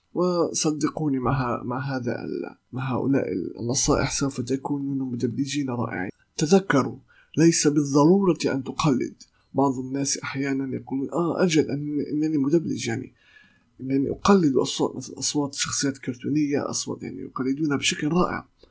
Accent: Palestine; accent: Palestinian; لهجتي أو لغتي آه، أو لهجتي الفلسطينية

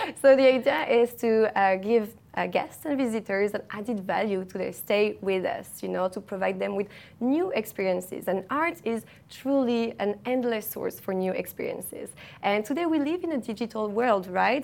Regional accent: Paris, Île-de-France, France; moved away as an adult; now in Dubai, United Arab Emirates; I studied art market management in Paris, in my hometown

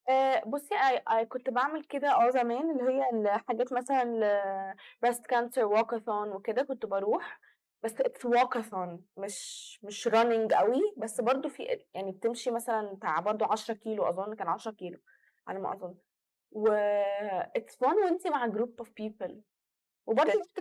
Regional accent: Egypt; احنا عندنا في مصر انت عشان تنطلقي من حته لحته بجد بت انت بتسوقي اصلا كتير يعني مكان الاماكن دايما بعيده

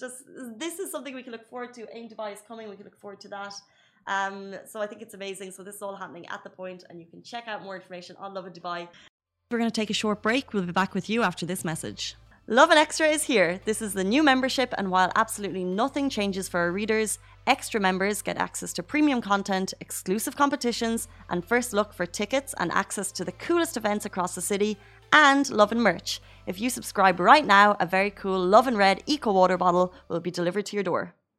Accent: Ireland; moved away as an adult; now in United Arab Emirates; I'm from Ireland. I grew up there

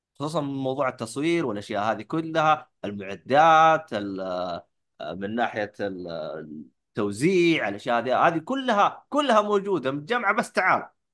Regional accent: Saudi Arabia; عندنا في السعوديه

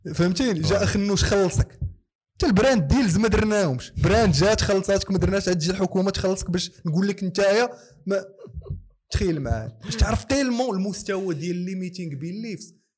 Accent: Casablanca, Casablanca-Settat, Morocco; accent: Casablanca dialect (Kazawi); انا عندي اللغه لهجه كازاويه

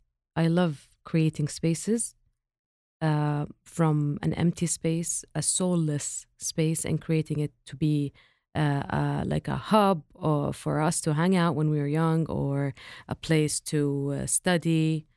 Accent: Eastern Province, Saudi Arabia; I grew up not in Riyadh, in the Eastern province, and we used to visit our grandmother in her farm, which is in Al-Hasa region.

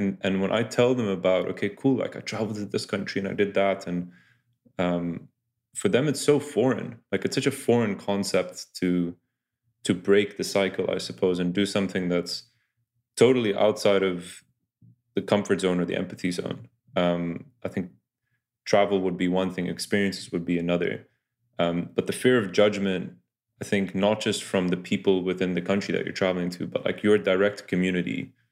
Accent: Oxford, South East England, United Kingdom; I'm from Oxford

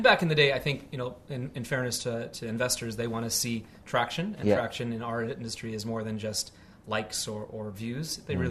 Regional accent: Montreal, Quebec, Canada; moved away as an adult; And I remember back in the day in 2006, 2007, when we both came over from Canada. I'm originally from Montreal and he's from Toronto.

